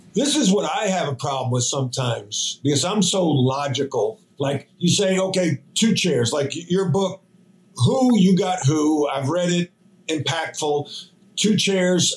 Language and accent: English; New York, United States; moved away; I'm an Irish Catholic kid from New York